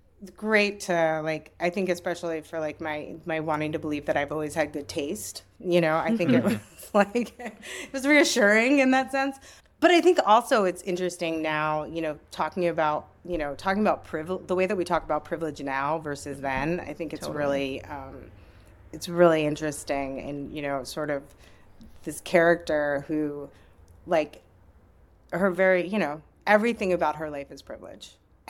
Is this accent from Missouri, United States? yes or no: no; Bethlehem, Pennsylvania, United States; now in New York, United States; So I grew up in Bethlehem, Pennsylvania, famous for Bethlehem Steel.